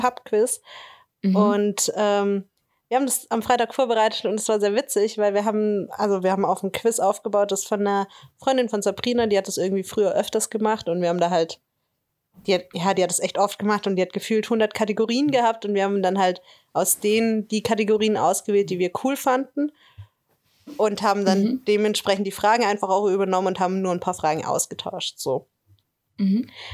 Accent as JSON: {"language": "German", "area": "near Tübingen", "region": "Baden-Württemberg", "country": "Germany", "said": "ich komme ja aus der Nähe von Tübingen"}